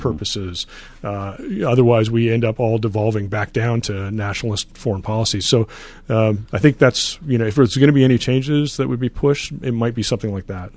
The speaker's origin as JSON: {"language": "English", "country": "Canada", "tie": "born or raised there", "moved": "yes", "said": "I grew up in Canada"}